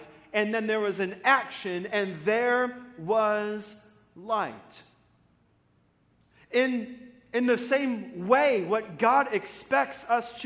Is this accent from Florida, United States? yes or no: yes; Florida, United States; I'm from Florida